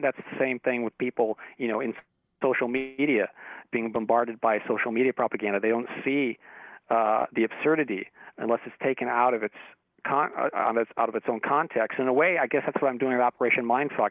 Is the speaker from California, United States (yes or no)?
yes; Torrance, California, United States; in my my hometown, Torrance, California, where I grew up